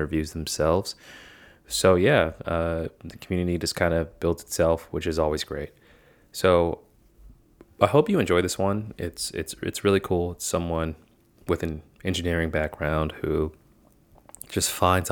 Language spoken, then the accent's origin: English; Boston, Massachusetts, United States; I grew up in Boston around like the early 90s